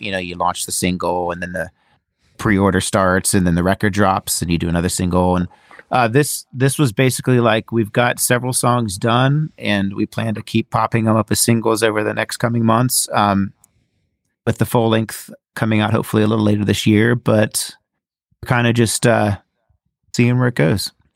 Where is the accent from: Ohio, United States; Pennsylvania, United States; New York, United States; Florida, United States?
Ohio, United States; I'm from Ohio